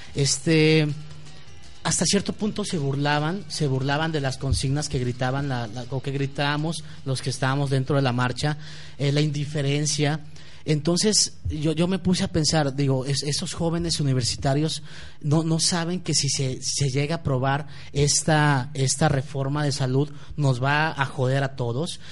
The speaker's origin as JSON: {"language": "Spanish", "town": "Guadalajara", "region": "Jalisco", "country": "Mexico", "said": "como ciudadano tapatío y como ciudadano mexicano"}